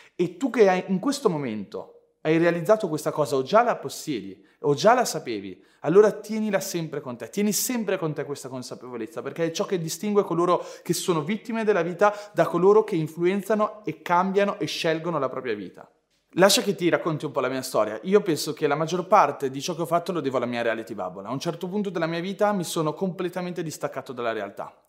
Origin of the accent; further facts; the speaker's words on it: Ferrara, Emilia-Romagna, Italy; io sono nato a Ferrara